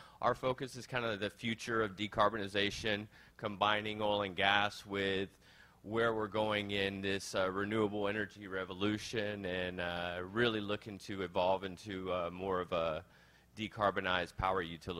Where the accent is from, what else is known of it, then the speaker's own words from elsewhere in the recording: Houston, Texas, United States; I grew up in Houston